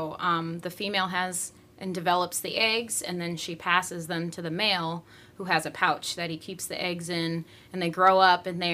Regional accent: Chicago, Illinois, United States; moved away as an adult; also born or lived in Iowa; now in Florida, United States; I grew up in Chicago in the city

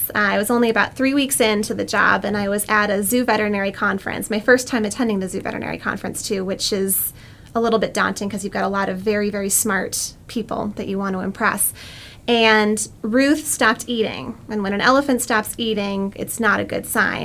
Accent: New England, United States; moved away as an adult; also born or lived in Connecticut / California; I'm from New England. I was born and raised between Massachusetts and New Hampshire, Cape Cod area and the beaches, and then also the White Mountains of New Hampshire

